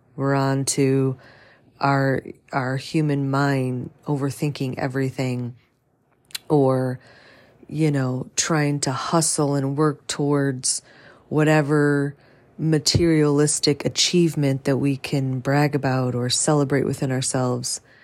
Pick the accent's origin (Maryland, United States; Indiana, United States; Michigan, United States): Michigan, United States; St. Clair Shores; moved away; I grew up in Saint Clair's, Saint Clair Shores, Michigan, which is, you know, a, obviously a suburb of Detroit